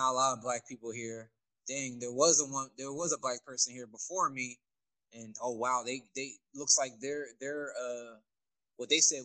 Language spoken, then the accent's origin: English; Philadelphia, Pennsylvania, United States; also born or lived in Upper Darby; I'm from Philadelphia because I've lived in more places than Waldo